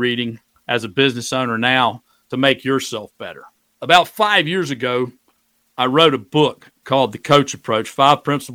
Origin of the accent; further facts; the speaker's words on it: Greenwood, South Carolina, United States; moved away as an adult; now in Shenandoah Valley, Virginia, United States; I moved back to my hometown of Greenwood, South Carolina